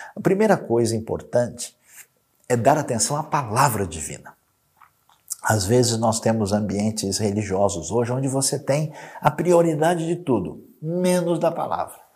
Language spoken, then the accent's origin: Portuguese; Brazil; nós que somos brasileiros irmanados nessa terra tão bonita